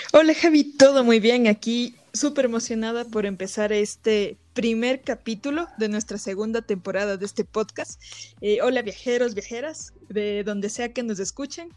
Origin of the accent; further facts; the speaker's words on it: Ecuador; nosotros como nativos y locales de aquí de Ecuador